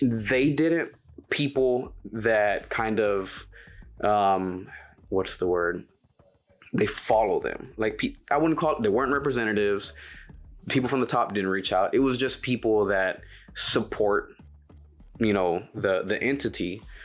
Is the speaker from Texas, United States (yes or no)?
yes; Dallas, Texas, United States; I'm born and raised in Oak Cliff.